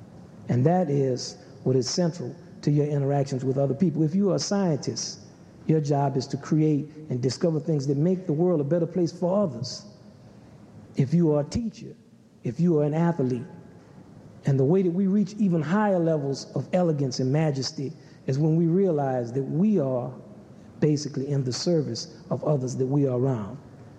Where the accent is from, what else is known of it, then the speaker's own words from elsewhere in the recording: the South, United States; I grew up in the South, United States, where there was railroad tracks, and all the black people lived on that side of the railroad track.